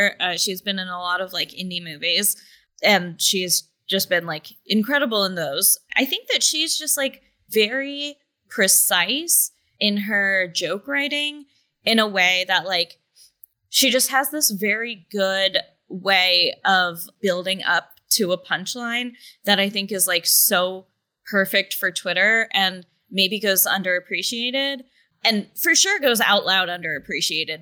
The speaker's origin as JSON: {"language": "English", "area": "greater Cincinnati area", "region": "Kentucky side", "country": "United States", "tie": "born or raised there", "said": "I'm from the other side of the Ohio River, on the Kentucky side. And so I grew up in like the greater Cincinnati area. I've been living there since I was like 7"}